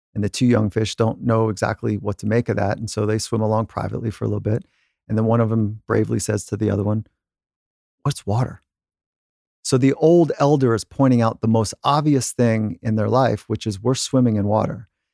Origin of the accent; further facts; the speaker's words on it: California, United States; I'm growing up in California.